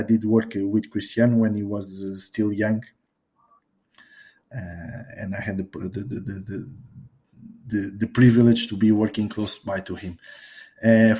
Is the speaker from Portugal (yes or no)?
yes; Portugal; English is a second language; here in Portugal